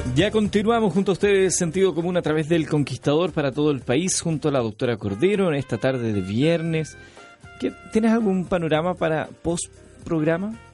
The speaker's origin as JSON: {"language": "Spanish", "country": "Chile", "said": "nosotros somos los ingleses de Sudamérica"}